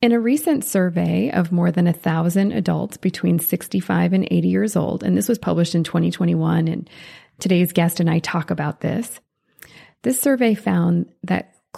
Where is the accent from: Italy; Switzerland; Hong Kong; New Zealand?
Switzerland; born there